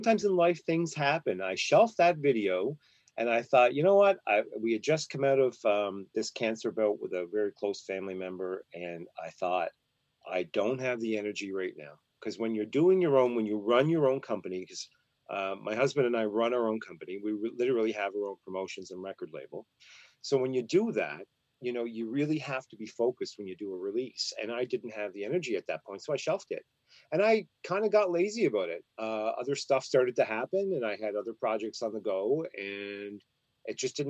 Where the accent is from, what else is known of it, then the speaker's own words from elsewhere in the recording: Glace Bay, Nova Scotia, Canada; moved away; I grew up in a very oppressed place. And if people are wondering where I came from, I came from Glace Bay, Nova Scotia, which was the coal mining town